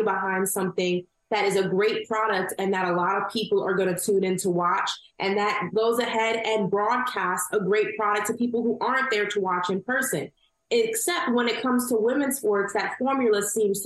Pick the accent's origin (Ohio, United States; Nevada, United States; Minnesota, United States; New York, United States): New York, United States; I'm from New York.